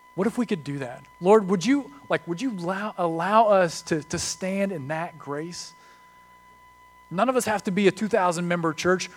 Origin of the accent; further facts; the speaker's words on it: United States; We're American